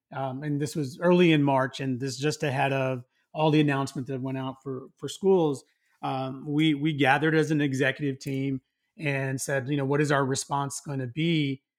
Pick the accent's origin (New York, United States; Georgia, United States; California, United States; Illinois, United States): California, United States; Los Angeles; my hometown here in L